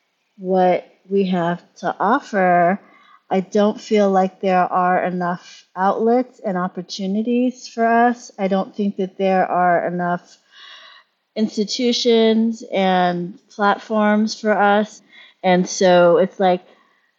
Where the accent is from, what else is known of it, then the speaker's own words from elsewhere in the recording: Pittsburgh, Pennsylvania, United States; moved away as an adult; when I came back to Pittsburgh in the early 2000s